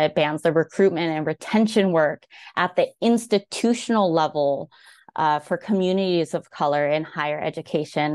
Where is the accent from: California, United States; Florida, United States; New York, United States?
California, United States; Bay Area Tri-Valley; moved away as an adult; now in Virginia, United States; Bay Tri-Valley area